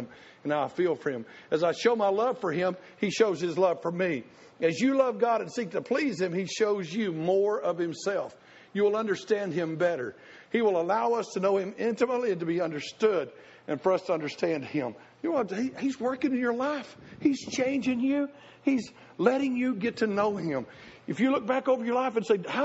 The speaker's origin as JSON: {"language": "English", "region": "Tennessee", "country": "United States", "said": "I was the redneck from Tennessee"}